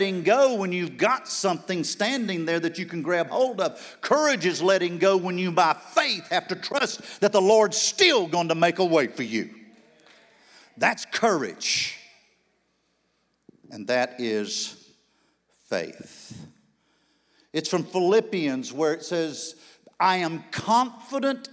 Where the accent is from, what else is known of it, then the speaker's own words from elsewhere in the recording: Charlotte, North Carolina, United States; Four Square Church, Charlotte, North Carolina, my hometown